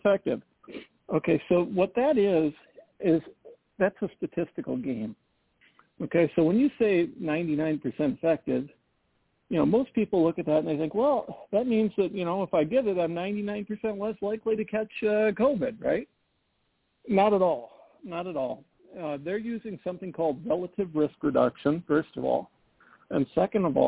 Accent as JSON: {"language": "English", "region": "Midwest", "country": "United States", "tie": "born or raised there", "said": "I'm a Midwesterner and grew up in a rural area"}